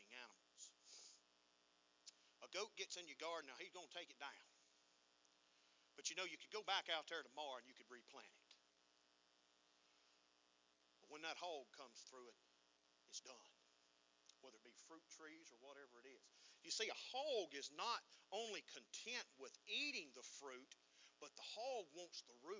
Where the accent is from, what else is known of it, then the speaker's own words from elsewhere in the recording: United States; being American